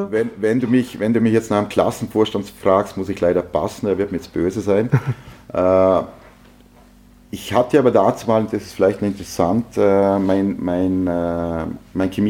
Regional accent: Lustenau, Vorarlberg, Austria; Ja, ich bin in Luschenau aufgewachsen, äh, bei einer klassischen Arbeiterfamilie, äh, Volksschule, Hauptschule in, in Lustenau.

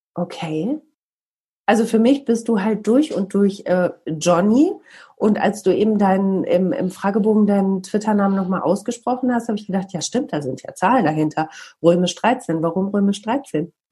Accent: Bielefeld, North Rhine-Westphalia, Germany

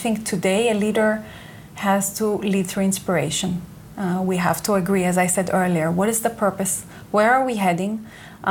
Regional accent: Israel; English is a second language; moved away as an adult; I was born and raised here in Israel.

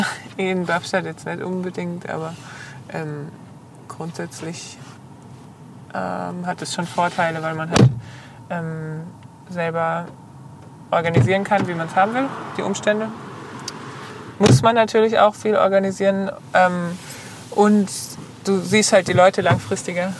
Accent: Bad Rappenau, Baden-Württemberg, Germany; also born or lived in Heilbronn; bin ich aufgewachsen in der Nähe von Bad Rappenau

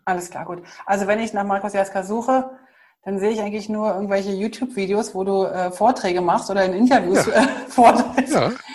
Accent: Germany; Wir sind ja halt als Deutsche

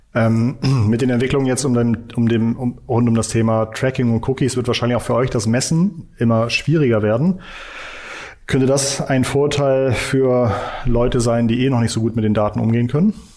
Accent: Hamburg, Germany; Als Hamburger

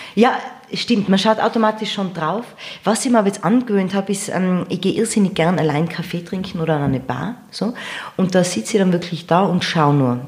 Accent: Innsbruck, Tyrol, Austria; accent: Tyrolean; moved away as an adult; also born or lived in United States; Ich bin aufgewachsen in Innsbruck

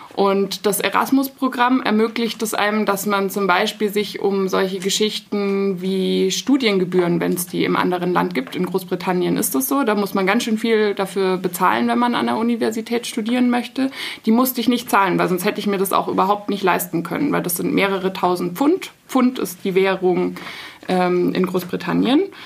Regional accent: Munich, Bavaria, Germany; Ich komme aus München und habe in München studiert.

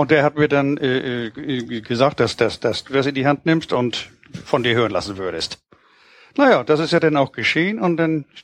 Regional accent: Hamburg, Germany; born there; Oh, nee, ich bin ja ein gebürtiger St. Paulianer. Ich bin in der Schanzenstraße geboren

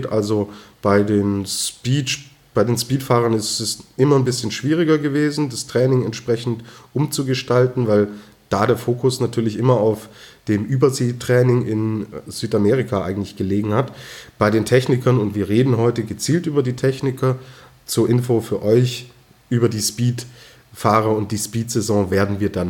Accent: Rosenheim, Bavaria, Germany; ich komme aus Rosenheim, wir sind Risikogebiet, wir haben eine extrem hohe Inzidenz, was Corona angeht.

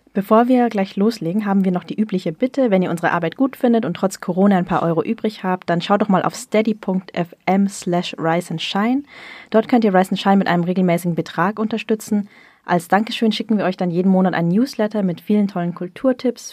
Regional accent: the North, Northern Vietnam, Vietnam; ich komme ja auch aus dem Norden

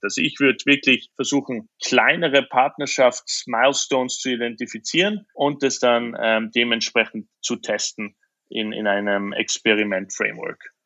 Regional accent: Austria; moved away; als Österreicher

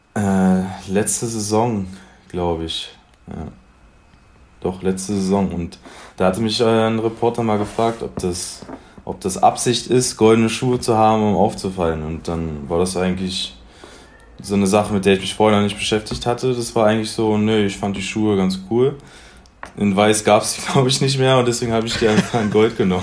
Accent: Magdeburg, Saxony-Anhalt, Germany; Aus Magdeburg. Angefangen mit sieben Jahren, nee, acht Jahren beim Post SV Magdeburg

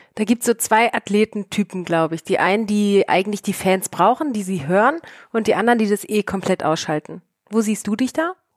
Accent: Germany; als Deutsche

